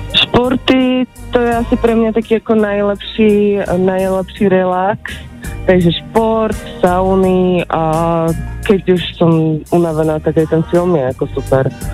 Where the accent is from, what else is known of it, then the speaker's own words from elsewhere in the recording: Litoměřice, Ústí nad Labem Region, Czechia; Já jsem z Litoměřic.